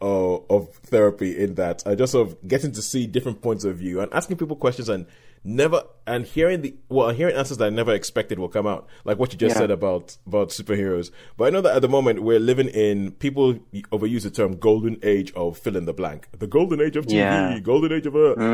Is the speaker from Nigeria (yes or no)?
yes; Nigeria; as a kid, we growing up in Nigeria, we didn't get that many comic books